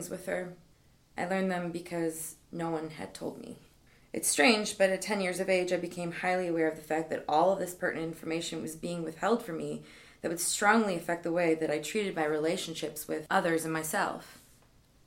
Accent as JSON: {"language": "English", "region": "Midwest", "country": "United States"}